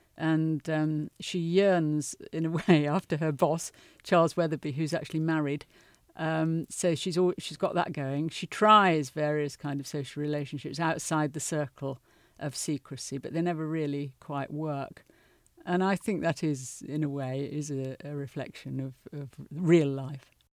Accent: United Kingdom

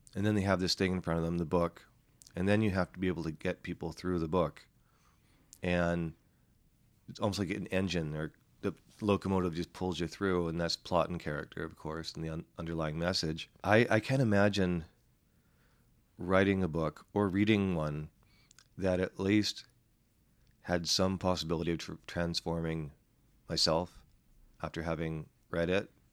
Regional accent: Vancouver, British Columbia, Canada; I'm from Vancouver

